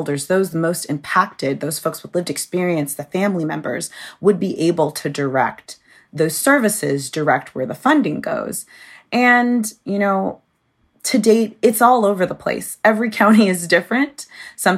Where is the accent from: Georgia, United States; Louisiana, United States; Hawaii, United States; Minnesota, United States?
Georgia, United States; I was growing up in Georgia as a Black goth kid in the 90s